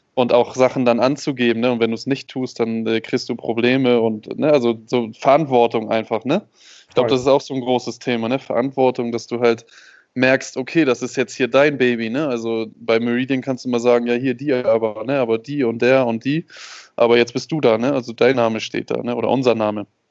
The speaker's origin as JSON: {"language": "German", "country": "Germany", "said": "Ich bin, ich bin Deutscher, habe eine deutsche Ausbildung"}